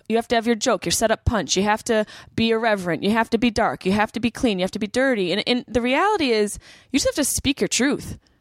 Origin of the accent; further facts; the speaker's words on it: Syracuse, New York, United States; moved away as an adult; also born or lived in Boston; I grew up in Syracuse